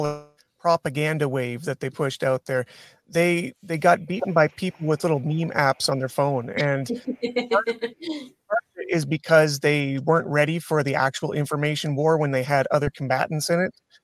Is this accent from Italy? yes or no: no; Canada; being a Canadian citizen